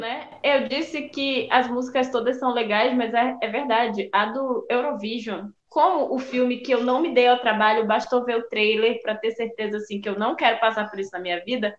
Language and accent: Portuguese; Brazil; Sou brasileira